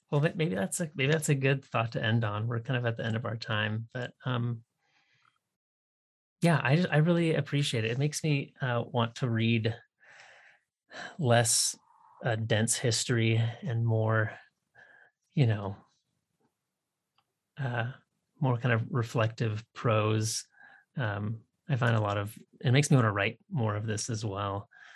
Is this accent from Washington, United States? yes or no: yes; Washington, United States; I grew up on the Canadian border, you know, north of Seattle.